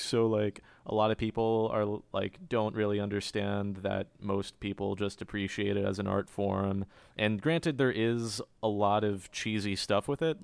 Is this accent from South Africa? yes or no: no; Cary, North Carolina, United States; also born or lived in Long Island, New York; I'm from Cary, which some people uh, refer like some people say Cary stands for Containment Area for Relocating Yankees. Can confirm I was born born in Long Island, New York, and we moved there when I was a baby